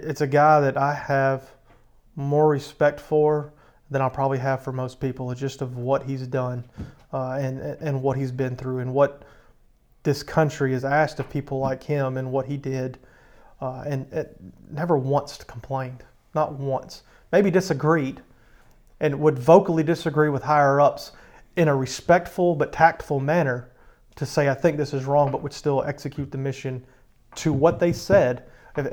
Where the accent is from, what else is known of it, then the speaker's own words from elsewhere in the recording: Longview, Texas, United States; moved away; I'm from Longview, Texas